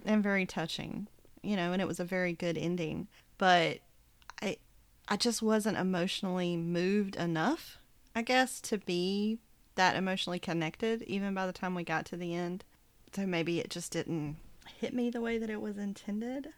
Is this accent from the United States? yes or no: yes; the South, United States; living in the South